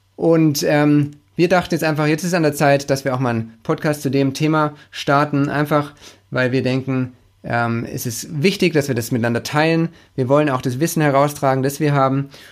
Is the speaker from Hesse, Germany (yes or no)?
no; Stuttgart, Baden-Württemberg, Germany; accent: Swabian; Ich bin gebürtiger Stuttgarter, äh, ein Schwabe